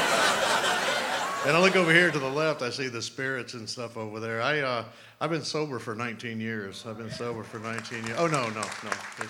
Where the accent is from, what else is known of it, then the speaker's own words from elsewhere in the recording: New Orleans, Louisiana, United States; now in Utah, United States; I am originally from New Orleans, Louisiana. However, I now live in Utah